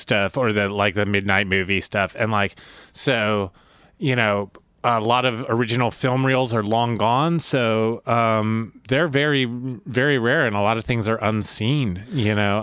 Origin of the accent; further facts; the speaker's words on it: Topeka, Kansas, United States; moved away as an adult; also born or lived in Missoula, Montana / Lawrence, Kansas; I grew up in Topeka, Kansas